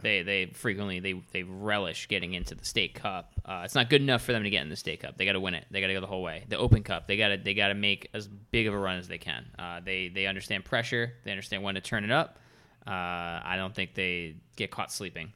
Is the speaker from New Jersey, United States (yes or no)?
yes; Freehold, New Jersey, United States; I come from Freehold